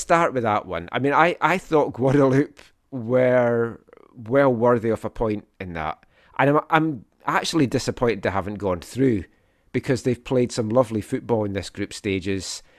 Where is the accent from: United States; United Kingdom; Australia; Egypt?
United Kingdom; St Andrews, Scotland; moved away as an adult; now in Vancouver, Canada; I'm from Fife, born in Saint Andrews, Saint Andrews home of golf, used to go and watch the, the golf there